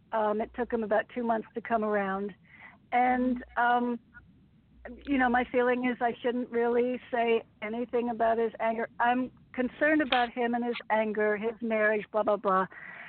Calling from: Connecticut, United States; … from Connecticut.

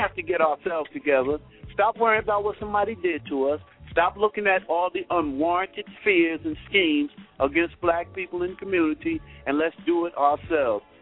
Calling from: New Jersey, United States; I'm calling from New

